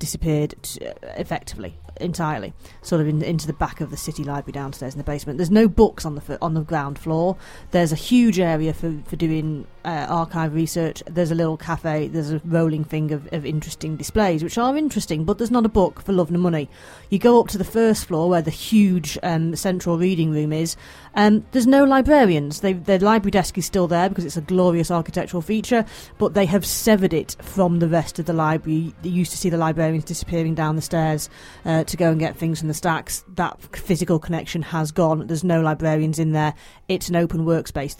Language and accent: English; near Manchester, North West England, United Kingdom; born or raised there